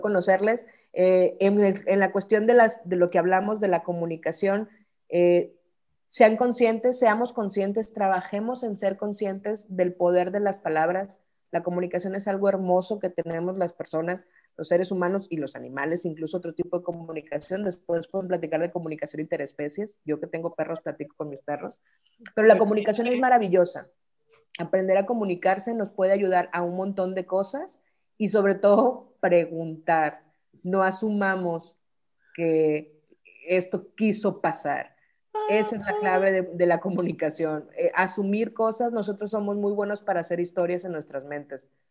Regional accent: Mexico

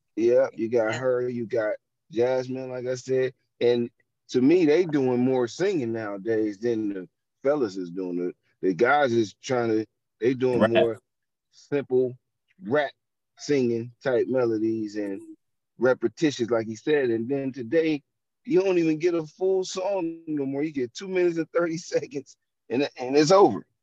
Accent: Youngstown, Ohio, United States; I am from Ohio, Youngstown, Ohio.

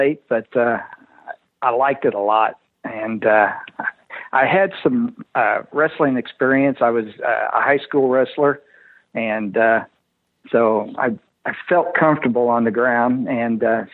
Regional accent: Illinois, United States; moved away as an adult; now in Wichita, United States; I'm originally from Illinois.

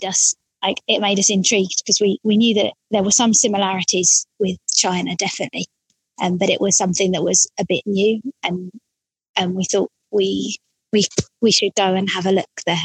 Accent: Orpington, London, United Kingdom; also born or lived in Gillingham; I grew up in Orpington

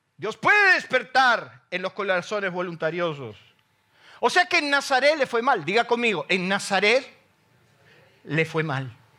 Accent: Isidro Casanova, Buenos Aires Province, Argentina; yo salí de Isidro Casanova

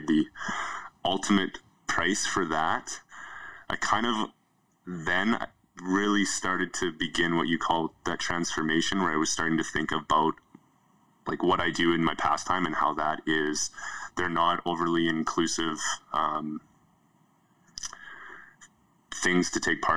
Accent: Yukon, Canada; now in Alberta, Canada; I grew up in the Yukon

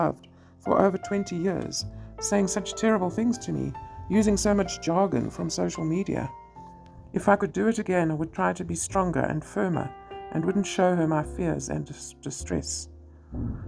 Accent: South Africa; I'm a mother from South Africa

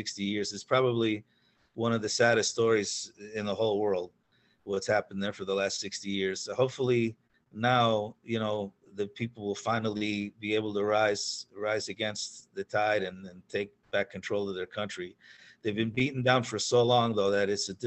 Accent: Pennsylvania, United States; also born or lived in New York; I was raised in Pennsylvania. I was born in New York, but I was raised in Pennsylvania. My family moved there when I was about 9 or 10.

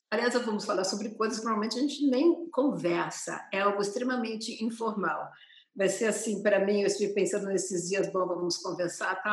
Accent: São Paulo, Brazil; moved away as an adult; now in Berlin, Germany; eu sou de São Paulo

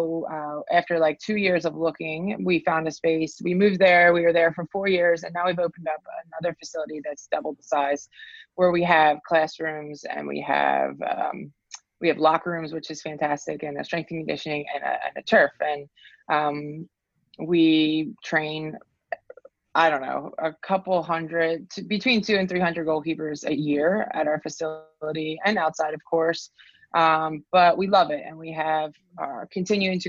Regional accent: New Jersey, United States; I'm from South Jersey. And when I was growing up, there was no goalkeeper coaching in my area

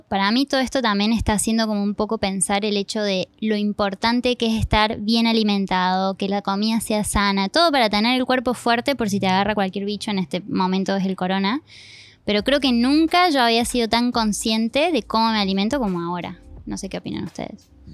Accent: Argentina; moved away; soy argentina

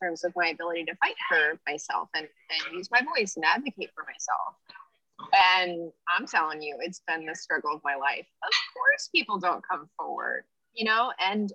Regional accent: California, United States; moved away; I'm from California. Like, so I'm the one who's not from here

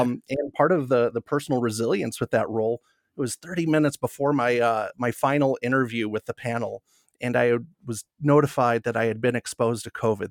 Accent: Northern Illinois, United States; moved away as an adult; also born or lived in Wisconsin; now in Denver, United States; I'm a Midwest guy at heart, born and raised in Northern Illinois

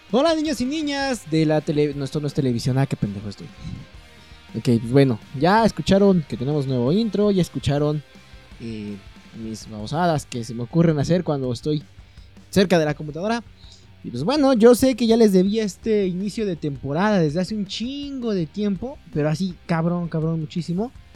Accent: Mexico

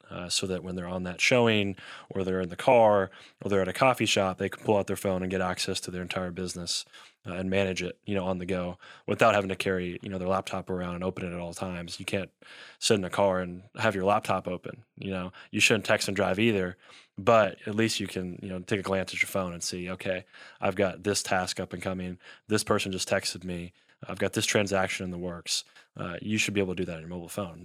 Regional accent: Elizabethtown, Kentucky, United States; also born or lived in Louisville, Kentucky / Lexington, Kentucky; I'm from Elizabethtown, Kentucky

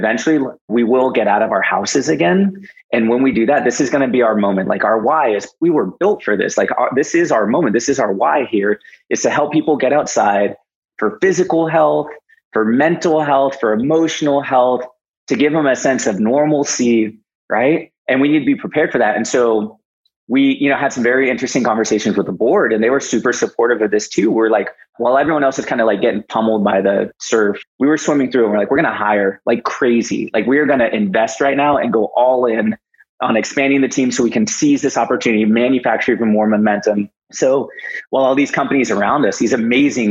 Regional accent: United States; being an American

